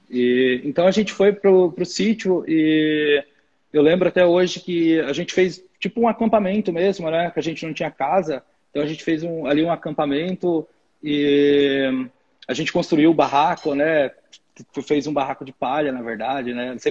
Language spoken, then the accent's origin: Portuguese; Cujubim, Rondônia, Brazil; de um cantinho do, do Brasil chamado Cujubim. É, isso é Rondônia, né? Estado de Rondônia, eu sou, de, sou natural de Rondônia.